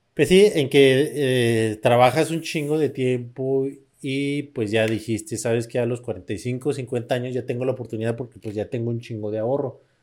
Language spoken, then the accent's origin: Spanish; Mexico; yo soy mexicano